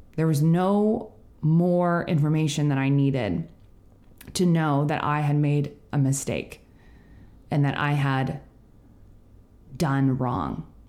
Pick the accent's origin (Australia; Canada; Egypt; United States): Canada; as a Canadian